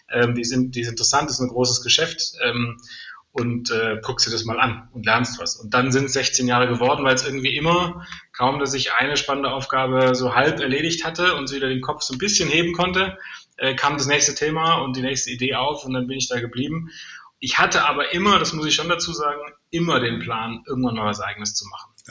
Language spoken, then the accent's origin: German; Tübingen, Baden-Württemberg, Germany; born there; Also ich komme zwar aus Süddeutschland, aber ähm, Weißenhorn oder Ulm, wo jetzt Peri, äh, mein erster Arbeitgeber, sitzt, ist nicht mein Geburtsort sondern ich bin 100 Kilometer weiter äh, westlich in Tübingen geboren.